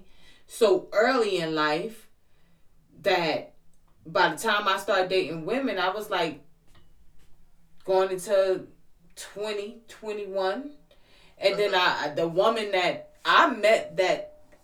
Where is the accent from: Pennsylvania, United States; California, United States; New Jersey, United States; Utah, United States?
New Jersey, United States; I'm from New Jersey